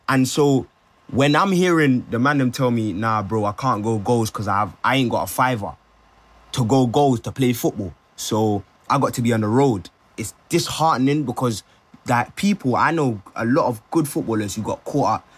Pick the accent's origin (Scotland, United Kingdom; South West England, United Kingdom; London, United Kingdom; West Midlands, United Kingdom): London, United Kingdom; also born or lived in Brent; I'm from London